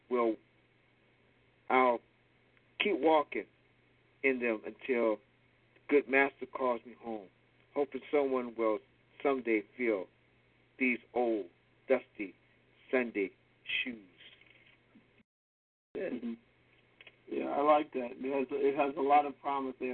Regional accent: Baltimore, Maryland, United States; as a little kid growing up in Baltimore

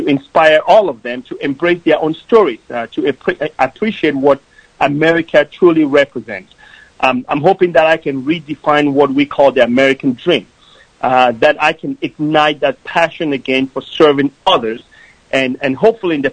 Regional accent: Cameroon; now in United States; I grew up in Cameroon, which is a country in the west coast of Africa

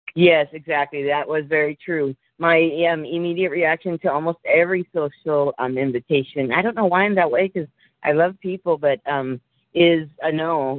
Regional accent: Mexico; moved away; I was from Mexico

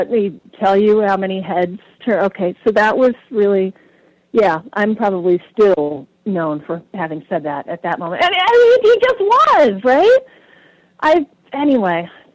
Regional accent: Texas, United States; now in New Hampshire, United States; I grew up in Texas in the 70s

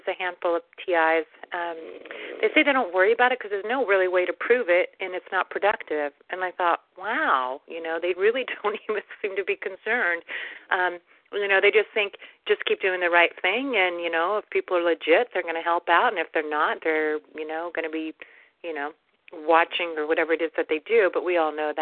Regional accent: United States; But I was born in the States

